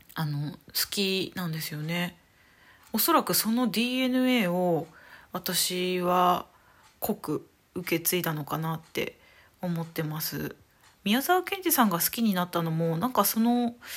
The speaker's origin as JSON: {"language": "Japanese", "region": "Saitama", "country": "Japan", "tie": "born or raised there", "moved": "as an adult", "lives_now": "Hanamaki, Japan", "said": "もともと埼玉出身なんですけど"}